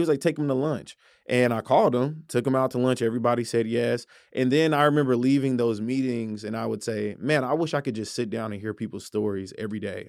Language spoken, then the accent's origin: English; Tulsa, Oklahoma, United States; I'm from Tulsa